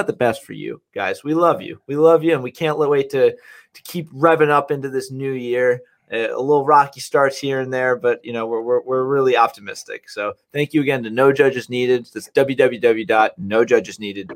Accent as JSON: {"language": "English", "town": "Livingston", "region": "New Jersey", "country": "United States", "said": "I'm from Livingston. My family's from West Orange"}